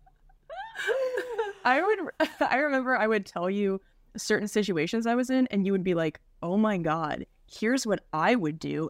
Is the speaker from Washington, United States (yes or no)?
yes; Spokane, Washington, United States; I'm gonna be in Spokane this weekend, my hometown at Spokane Comedy Club